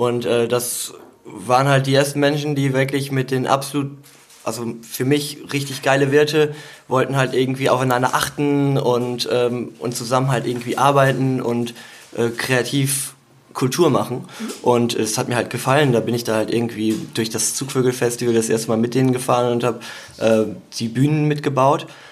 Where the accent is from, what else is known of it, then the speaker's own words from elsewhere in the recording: Eupen, Wallonia, Belgium; moved away; ich komme aus Eupen